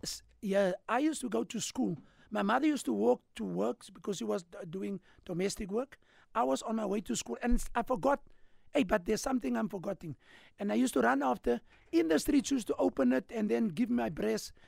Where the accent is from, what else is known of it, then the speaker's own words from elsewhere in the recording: Cape Town, Western Cape, South Africa; also born or lived in Claremont, Cape Town / Hanover Park, Cape Town; So I grew up in, in, in, we call it Rondersvlei, all right, where I lived with my mother